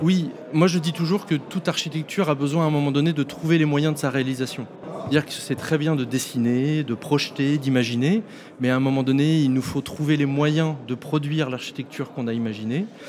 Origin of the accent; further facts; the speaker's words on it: Nantes, Pays de la Loire, France; on est nantais